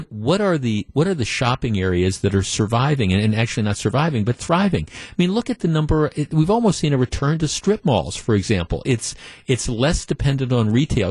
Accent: Glendale, Wisconsin, United States; also born or lived in Whitefish Bay; I grew up in Glendale, and I lived for 30 years in Whitefish Bay within a couple miles of it

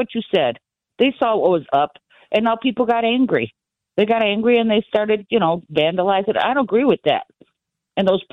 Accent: Milwaukee, Wisconsin, United States; I'm from Milwaukee

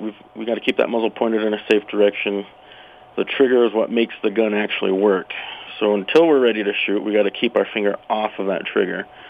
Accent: Utah, United States; moved away as an adult; now in Casper, United States; I grew up in Utah

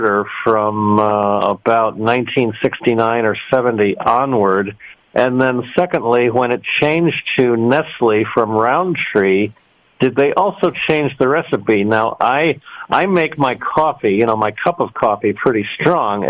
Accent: Western New York State, United States; now in Aurora, United States; in the 60s when I was growing up in Western New York State

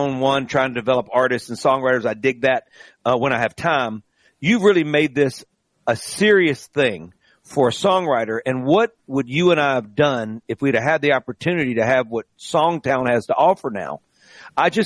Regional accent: Greenville, Mississippi, United States; I'm from Greenville.

